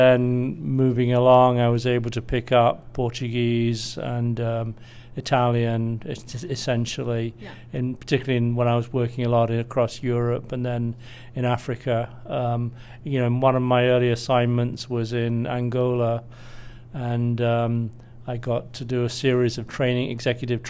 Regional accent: United Kingdom; moved away as an adult; now in United States; I'm originally British, as you might tell from my accent, although I've been in US for knocking on 20 years now

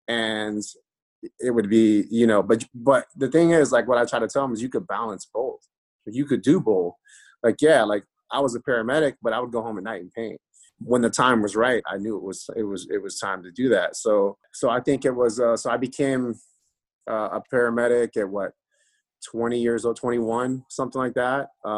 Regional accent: Tampa, Florida, United States; also born or lived in Valdosta, Georgia; So I mean, when people ask me like, where are you from? I always say Tampa, you know?

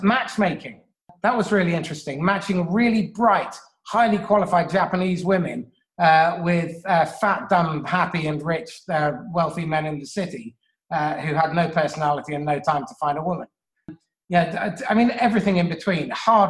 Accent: England, United Kingdom; Growing up in England with a funny foreign name, and slightly olivey skin in the 1970s and early 80s wasn't necessarily an introduction to cosmopolitan society.

